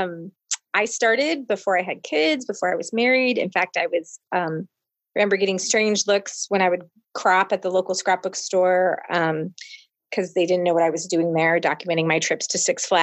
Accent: Portland, Oregon, United States; moved away as an adult; now in Midwest, United States; I was originally born and raised on the West Coast in Portland, Oregon. I moved to the Midwest for college.

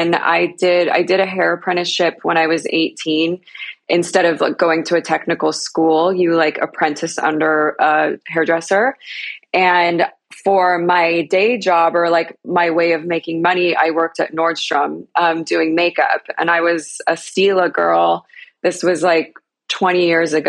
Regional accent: Utah, United States; I grew up in Utah.

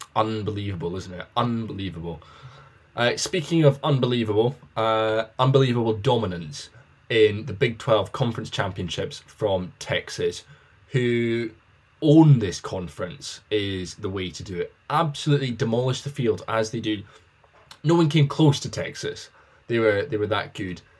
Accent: United Kingdom; as a Brit who's not in America

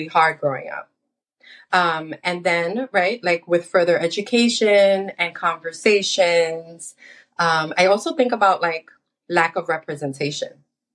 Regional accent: New York City, New York, United States; I was born and raised in the United States. and I grew up in the Washington Heights area of Manhattan

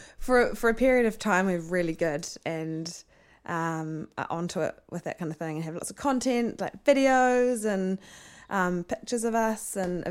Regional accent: Devonport, Auckland, New Zealand; I grew up in Devonport on the other side of the Harbour Bridge.

